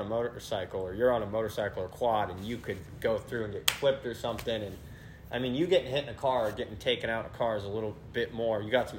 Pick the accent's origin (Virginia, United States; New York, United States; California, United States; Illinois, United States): California, United States; Mendocino and Humboldt; Yeah, I'm from the Bay. I'm from Mendocino and Humboldt. I'm from the 707.